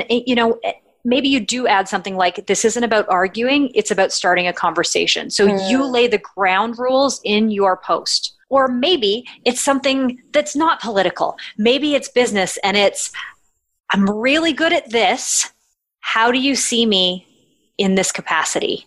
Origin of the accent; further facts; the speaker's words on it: Canada; I'm Canadian